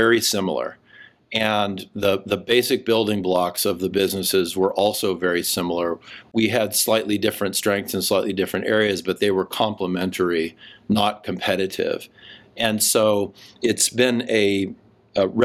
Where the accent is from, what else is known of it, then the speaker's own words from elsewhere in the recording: Seattle, Washington, United States; also born or lived in Tokyo / Sydney / Atlanta / Charlottesville; now in Idaho, United States; I grew up in Seattle